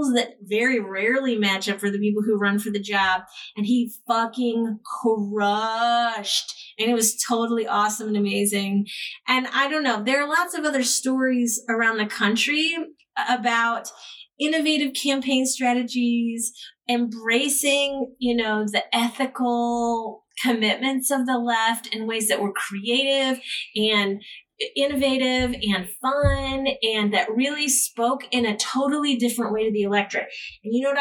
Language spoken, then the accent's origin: English; Ohio, United States; I'm from Ohio